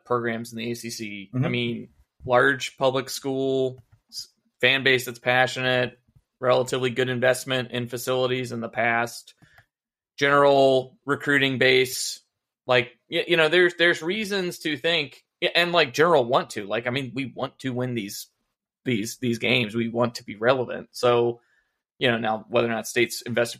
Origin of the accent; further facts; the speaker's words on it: Winston-Salem, North Carolina, United States; I grew up in Winston-Salem